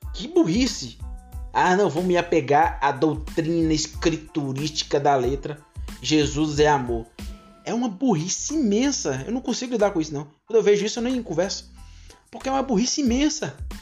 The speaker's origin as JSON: {"language": "Portuguese", "town": "Vitória da Conquista", "region": "Bahia", "country": "Brazil", "said": "eu sou de Conquista, moro em Conquista"}